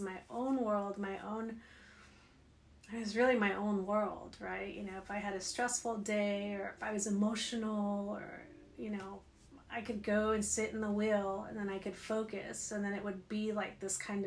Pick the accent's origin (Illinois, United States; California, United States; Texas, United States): California, United States; Bakersfield; moved away as an adult; also born or lived in Los Angeles / Kansas City / Ohio; now in Carlsbad, United States; I'm originally from Southern California, from the Valley, Bakersfield. Born and raised there